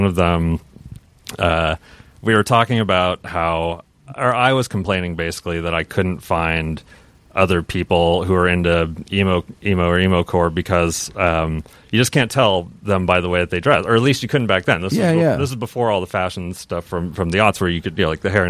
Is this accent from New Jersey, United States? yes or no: no; Seattle, Washington, United States; growing up in Seattle, right around when grunge was blowing up. That was when I was about 11, you know, years old.